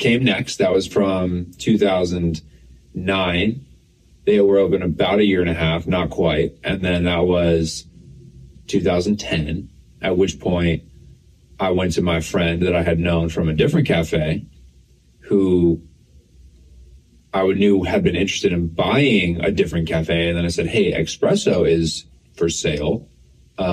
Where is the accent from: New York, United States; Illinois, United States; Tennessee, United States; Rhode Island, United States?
New York, United States; Scotia; I grew up in Scotia